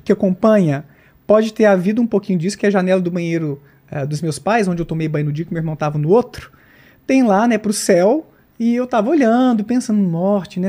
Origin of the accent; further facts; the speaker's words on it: Bom Despacho, Minas Gerais, Brazil; Bom Despacho, minha terra natal, interior de Minas